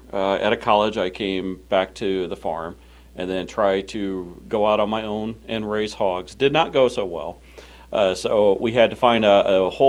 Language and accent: English; Illinois, United States; we're from Illinois